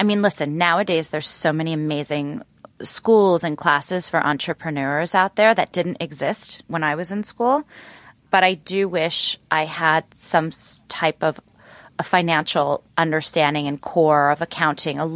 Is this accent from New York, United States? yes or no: no; Cleveland, Ohio, United States; moved away; So I'm from Cleveland. I hail from Cleveland, Ohio. So I went to an all-girl private school there